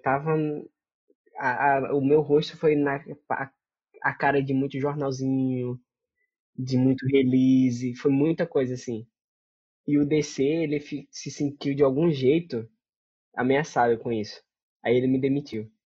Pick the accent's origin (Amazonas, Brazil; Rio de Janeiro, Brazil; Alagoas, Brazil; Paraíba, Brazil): Paraíba, Brazil; moved away as an adult; also born or lived in São Paulo / Moscow / Africa; Eu saí da Paraíba para São Paulo